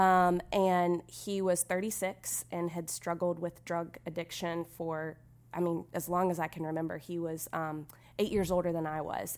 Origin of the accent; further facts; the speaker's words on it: Irmo, South Carolina, United States; I'm from Irmo, South Carolina